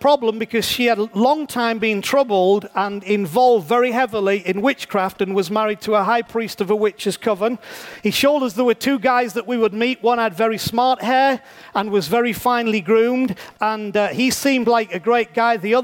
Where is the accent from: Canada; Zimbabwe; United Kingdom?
United Kingdom; England; I'm a pastor from England